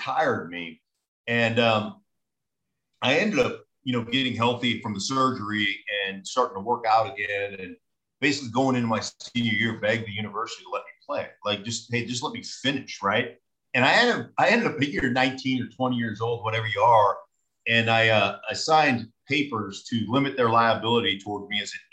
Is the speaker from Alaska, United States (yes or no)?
yes; Alaska, United States; moved away as an adult; also born or lived in Idaho; I grew up in Alaska